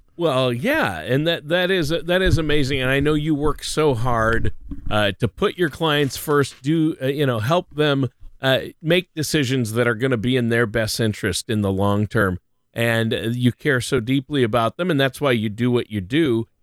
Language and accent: English; Minnesota, United States; I'm from Minnesota